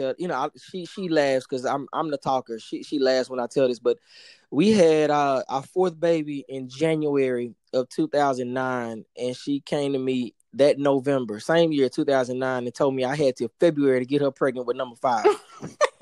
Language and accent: English; Dallas, Texas, United States; moved away as an adult; now in Miami, United States; born and raised in Dallas